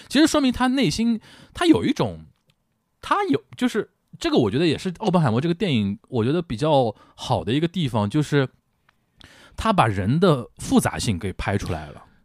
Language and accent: Chinese; Shanghai, China; 我们上海人叫横竖横啊